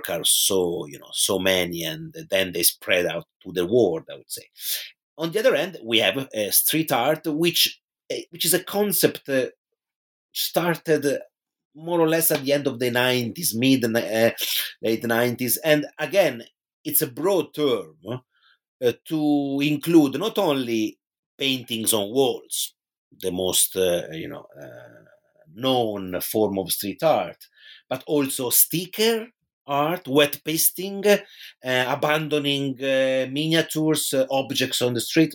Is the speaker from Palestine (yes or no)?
no; Pisa, Tuscany, Italy; moved away; in my hometown in Tuscany, which is Pisa in Italy